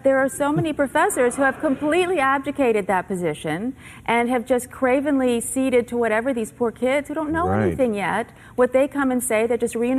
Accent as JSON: {"language": "English", "town": "Berkeley", "region": "California", "country": "United States", "tie": "born or raised there", "said": "I grew up in Berkeley"}